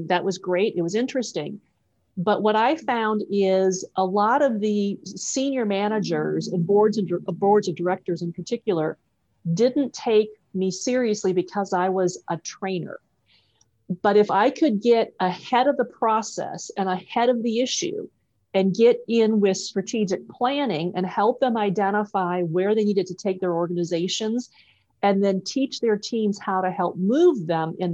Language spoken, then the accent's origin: English; Wisconsin, United States; I'm actually a Midwest girl. I grew up in Wisconsin, a small farming town in Wisconsin.